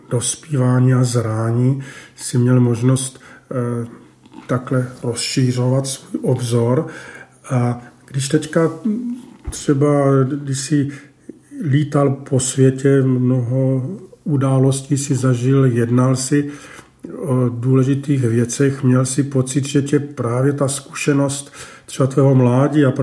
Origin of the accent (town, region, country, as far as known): Baden-Württemberg, Germany; born or raised there; Czech is a second language; moved away as an adult; now in Prague, Czech Republic